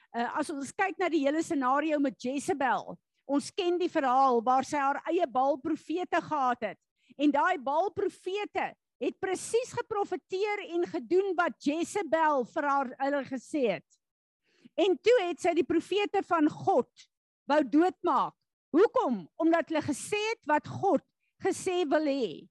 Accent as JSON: {"language": "Afrikaans", "country": "South Africa", "said": "as Suid-Afrikaners"}